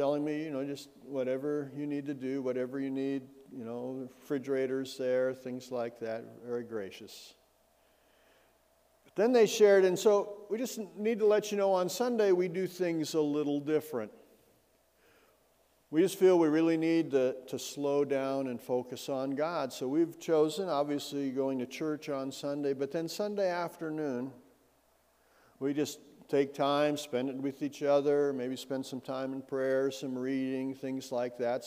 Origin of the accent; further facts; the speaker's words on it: Bozeman, Montana, United States; also born or lived in Belgrade, Montana / Minneapolis, Minnesota; I grew up in Bozeman and Belgrade